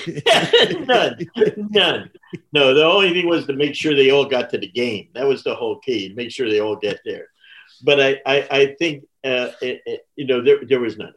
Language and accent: English; New Jersey, United States; I'm from New Jersey